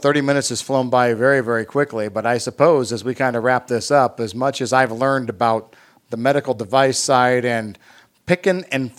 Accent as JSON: {"language": "English", "town": "New Paris", "country": "United States", "tie": "born or raised there", "said": "I grew up in New Paris"}